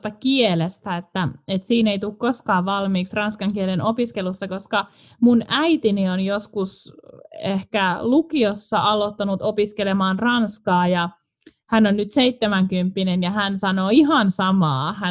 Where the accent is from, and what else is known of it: Joensuu, North Karelia, Finland; moved away as an adult; also born or lived in Helsinki; now in Paris, France